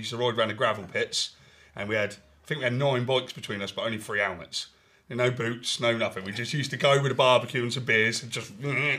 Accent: Southampton, South East England, United Kingdom; I'm from Southampton

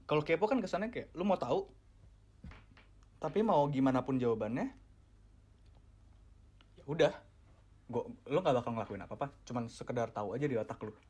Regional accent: Indonesia; born there; gue Gua gua dilahirkan di Indonesia di mana uh, lingkungan dan uh, beberapa dari keluarga gue bilang kayak jangan deh lu lu jangan deh ke ke negara-negara barat.

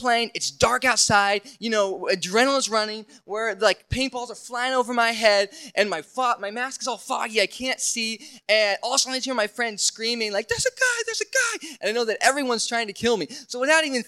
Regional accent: Indiana, United States; I grew up in Indiana

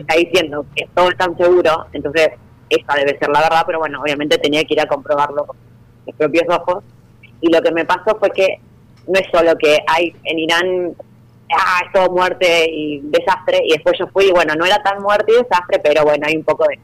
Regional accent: Junín, Buenos Aires Province, Argentina; yo soy de Junín

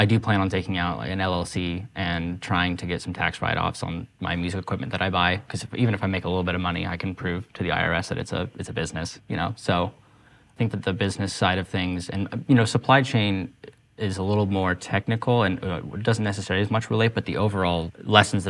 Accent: Durango, Colorado, United States; moved away as an adult; also born or lived in Denver, Colorado; now in Portland, United States; I'm from Durango, Colorado, which most people are like, where is that? And it's because it's a tiny town

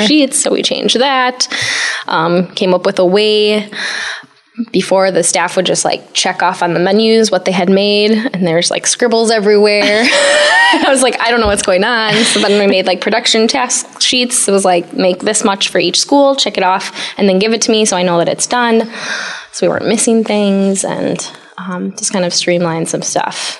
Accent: Sheboygan, Wisconsin, United States; also born or lived in Milwaukee, Wisconsin; I found a job actually in my hometown area, Sheboygan, Wisconsin

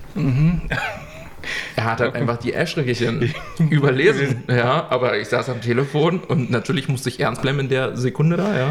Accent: Germany; bei uns in Deutschland

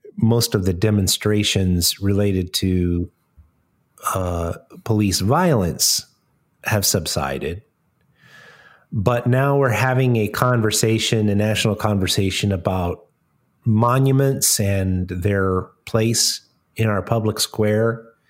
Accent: Colorado, United States; now in Smoky Mountains, United States; I grew up in Colorado

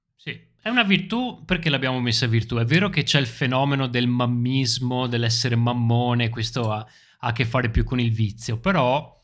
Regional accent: Italy; Quando siamo all'estero incontriamo altri italiani, ci sentiamo subito italiani

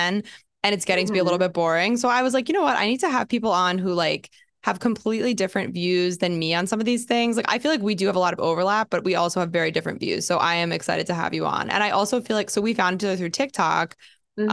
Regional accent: New Jersey, United States; moved away as an adult; also born or lived in Austin, Texas; now in New York, United States; I'm from Jersey

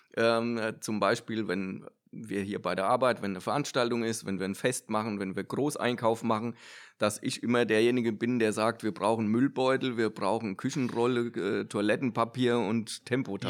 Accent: Odenwald, Hesse, Germany; ich komme ja aus dem Odenwald

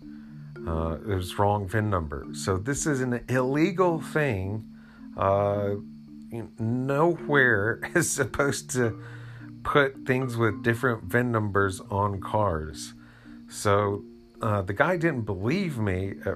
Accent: Asheville, North Carolina, United States; born or raised there

